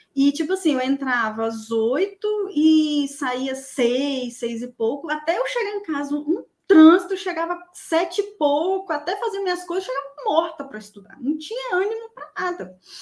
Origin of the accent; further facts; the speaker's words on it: Vila Velha, Espírito Santo, Brazil; eu sou de Vila Velha, Espírito Santo.